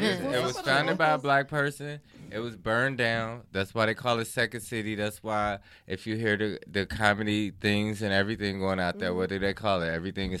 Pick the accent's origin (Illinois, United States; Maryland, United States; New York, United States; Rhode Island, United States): Illinois, United States; Chicago; I'm from Chicago.